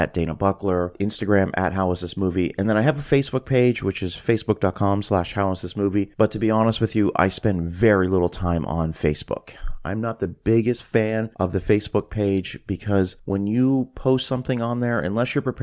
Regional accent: Canada; now in Florida, United States; I'm originally from Canada. That's where I grew up

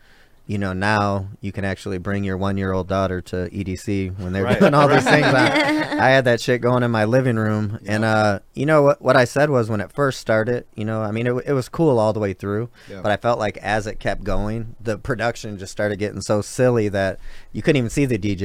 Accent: Detroit, Michigan, United States; I'm from Detroit

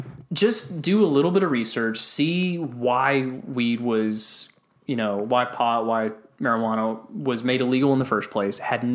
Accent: United States; that makes me feel good as an American

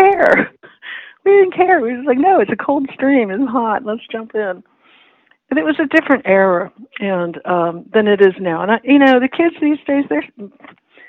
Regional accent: Whitehall, Maryland, United States; moved away as an adult; now in Washington, United States; the town where I grew up, Whitehall, Parkton

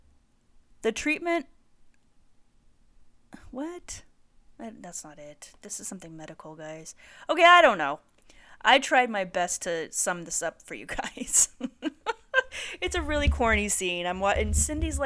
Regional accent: Santa Barbara, California, United States; Santa Barbara, my hometown

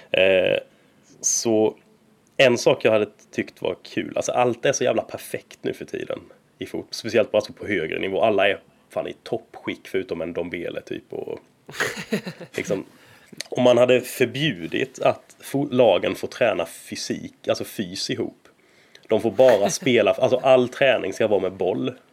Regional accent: Småland, Sweden; som du säger, inte ens min småländska hjärna kan liksom ta in detta.

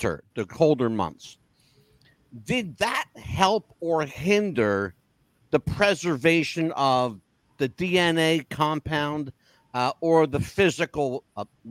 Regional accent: Philadelphia, Pennsylvania, United States; I'm from Philadelphia, so I know this area very well

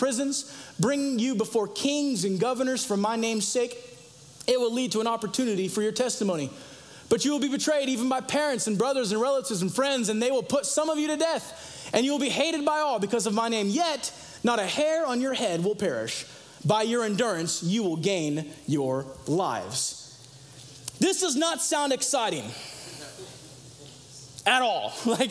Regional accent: Los Angeles and San Diego, California, United States; moved away as an adult; now in Idaho, United States; I come from Los Angeles and San Diego

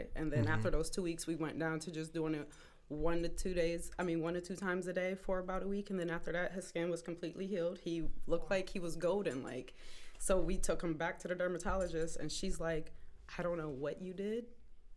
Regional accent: Elyria, Ohio, United States; also born or lived in Cleveland, Ohio / West Virginia; I was born in Cleveland, raised in Elyria.

